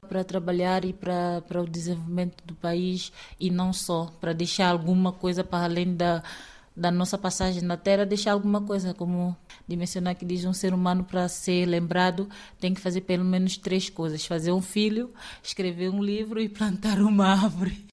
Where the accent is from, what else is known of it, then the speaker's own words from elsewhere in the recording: Ribeira Afonso, Cantagalo, São Tomé & Príncipe; moved away as an adult; now in Bragança, Portugal; Eu sou de São Tomé e Príncipe, concretamente do distrito de Cantagalo, é, da zona de Ribeira Afonso